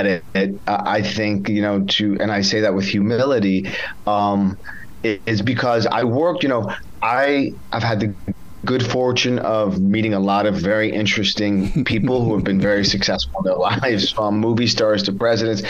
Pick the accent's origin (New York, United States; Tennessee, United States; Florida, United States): New York, United States; I grew up in New York